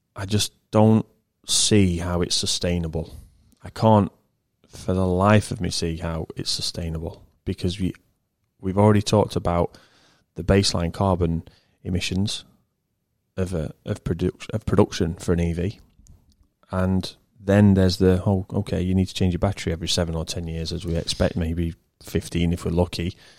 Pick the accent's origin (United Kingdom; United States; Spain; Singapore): United Kingdom; England; I'm English